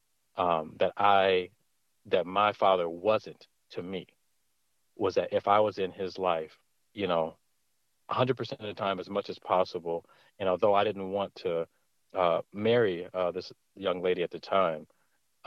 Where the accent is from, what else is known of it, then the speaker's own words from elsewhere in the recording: Detroit, Michigan, United States; I'm from Detroit, Michigan, born and raised here